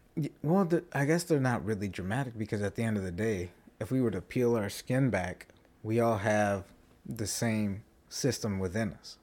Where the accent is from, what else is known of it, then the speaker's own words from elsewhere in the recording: United States; As American citizens